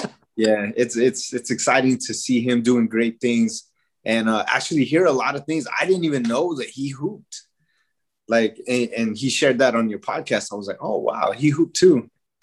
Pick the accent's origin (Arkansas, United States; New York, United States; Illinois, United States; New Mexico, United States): New Mexico, United States; Pueblo of Isleta; also born or lived in Albuquerque, New Mexico; So I was born here in Albuquerque, but we lived there in the Pueblo of Isleta with my mom and dad